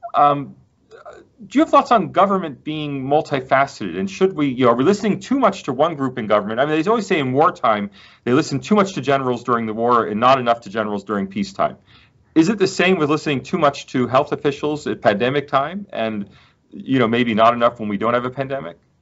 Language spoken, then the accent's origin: English; United States; now in Australia; as an American